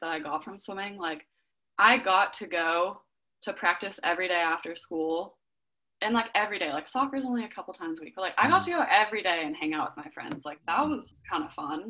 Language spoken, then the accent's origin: English; Southern California, United States; also born or lived in Berkeley, California; I grew up in Southern California and the sun's out 99% of the days